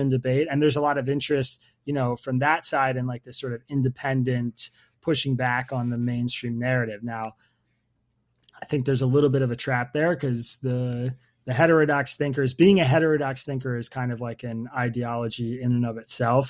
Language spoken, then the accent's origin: English; United States; I am an American